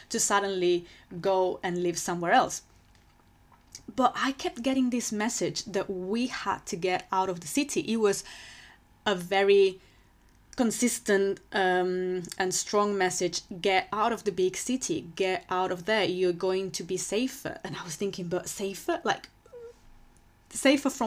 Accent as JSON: {"language": "English", "country": "Spain", "second_language": "English", "moved": "as an adult", "lives_now": "London, United Kingdom", "said": "So I moved to London from Spain because I fell in love with, with that city."}